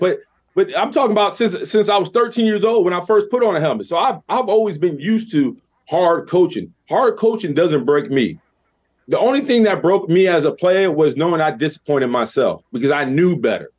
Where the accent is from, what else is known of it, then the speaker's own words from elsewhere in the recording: New York City, New York, United States; I'm from the Bronx